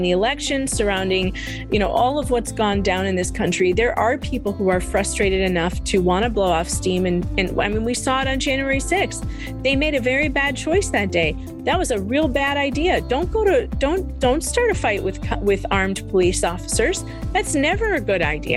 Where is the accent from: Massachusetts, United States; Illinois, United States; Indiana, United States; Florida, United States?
Illinois, United States; Cook County; I'm from Cook County, okay? Cook County, Illinois